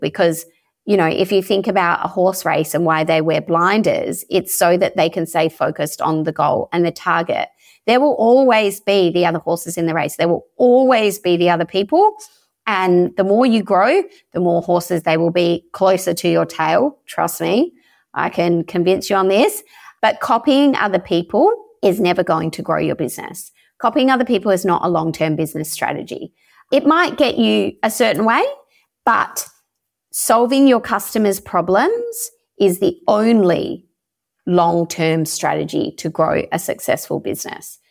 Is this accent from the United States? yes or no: no; Perth, Western Australia, Australia; moved away as an adult; now in Croatia; I'm originally from Perth in Western Australia